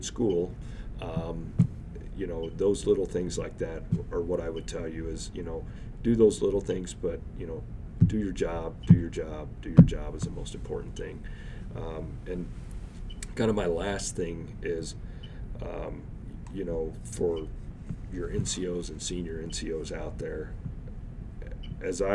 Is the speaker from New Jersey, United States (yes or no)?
no; Oklahoma, United States; moved away; also born or lived in Missouri; I grew up in Oklahoma and Missouri.